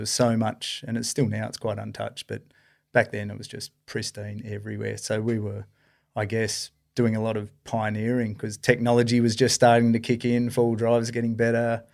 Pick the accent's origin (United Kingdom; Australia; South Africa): Australia; Esperance, Western Australia; I was born and raised down in Esperance there.